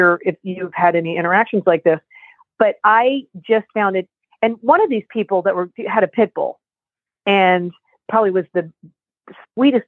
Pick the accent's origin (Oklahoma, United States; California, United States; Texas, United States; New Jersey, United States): New Jersey, United States; we're from New Jersey, from the Northeast